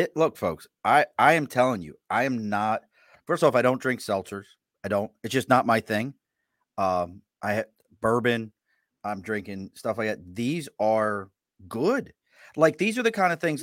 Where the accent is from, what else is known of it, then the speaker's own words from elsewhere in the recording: Baltimore, Maryland, United States; moved away as an adult; now in Albany, United States; I grew up in Baltimore.